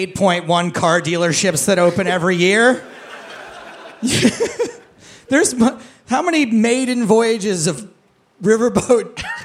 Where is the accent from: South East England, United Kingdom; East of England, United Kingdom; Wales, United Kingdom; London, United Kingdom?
Wales, United Kingdom; I'm from Wales. I'm Welsh.